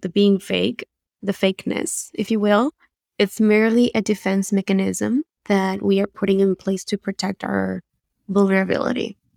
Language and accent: English; Buenos Aires, Argentina; English is a second language; moved away as an adult; now in United States; The accent you hear is from Buenos Aires, Argentina, uh, where I grew up, and I moved to the States in two thousand ten